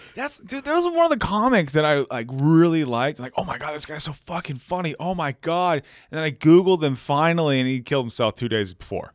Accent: United States; I'm American

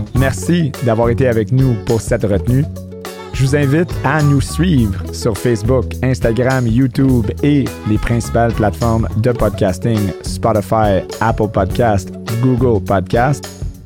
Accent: New Brunswick, Canada; first language English; French is a second language; moved away; also born or lived in Ontario; moi qui viens de Nouveau-Brunswick

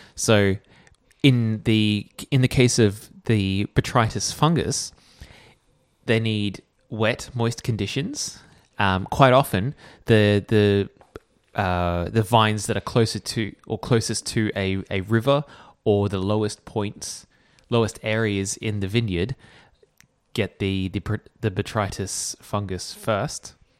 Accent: Canberra, Australian Capital Territory, Australia; growing up in Canberra

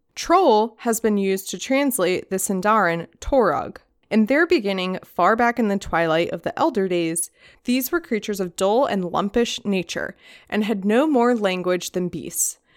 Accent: United States; as an American

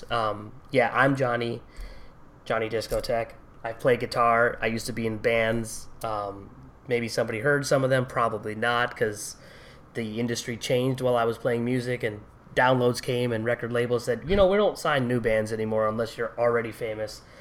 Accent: Connecticut, United States; also born or lived in Philadelphia / California / Rochester / Maryland; I grew up in California a little bit. I was born in Philadelphia. I lived in upstate like Rochester, New York. I lived in Maryland. I lived in Connecticut. Mostly I lived in Connecticut around 12 is when I moved there.

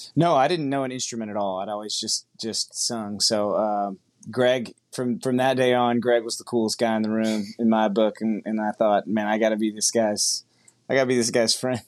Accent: Brazosport area, Gulf Coast, Texas, United States; also born or lived in New Jersey; we both grew up we spent we spent all of our childhood in uh, down on the uh, Gulf Coast, so the Brazosport area

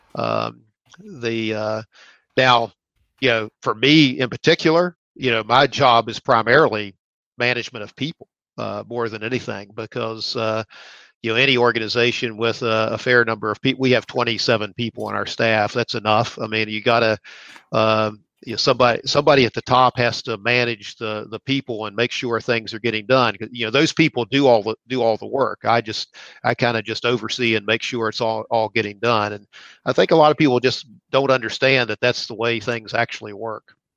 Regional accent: Cross Lanes, West Virginia, United States; also born or lived in Nitro, West Virginia; I'm just a guy from West Virginia. I grew up in Nitro or I mean, cross lanes, but went to school, high school at Nitro, West Virginia

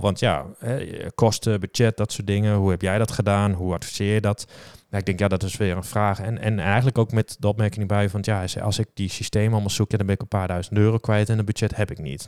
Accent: Leeuwarden, Friesland, Netherlands; ik kom uit Leeuwarden

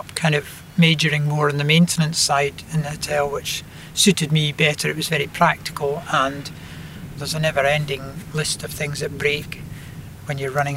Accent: Glasgow, Scotland, United Kingdom; I grew up in Glasgow

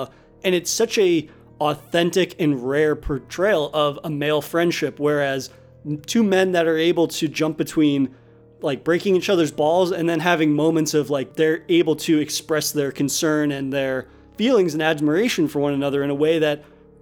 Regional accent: New England, United States; I'm from New England

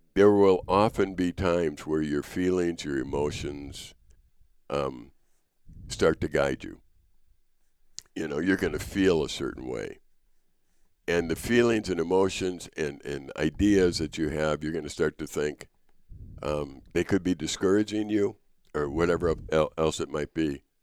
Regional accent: Chicago, Illinois, United States; I'm from Chicago

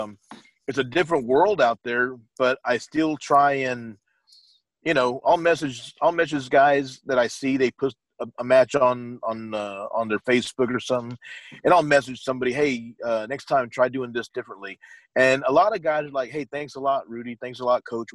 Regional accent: San Antonio, Texas, United States; we're both from the same town, we're both from San Antonio.

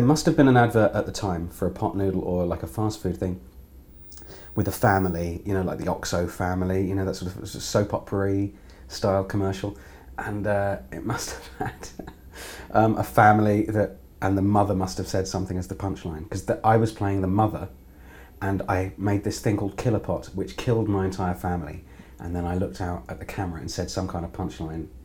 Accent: London, United Kingdom; also born or lived in Birmingham; I grew up in North London, actually in Willesden.

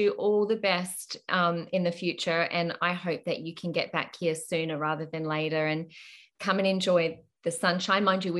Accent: Queensland, Australia; And one of those is that as a Queenslander, you can freely move in and out of your state.

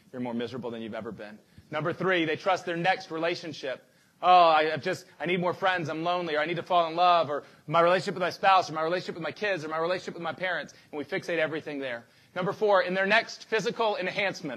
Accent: United States; we as American Christians

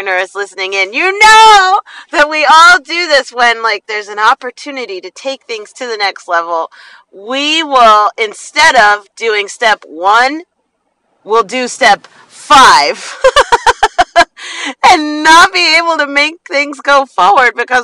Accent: New Jersey, United States; I'm from New Jersey

